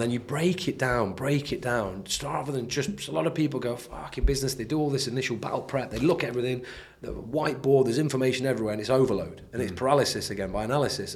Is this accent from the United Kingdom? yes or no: yes; United Kingdom; we're British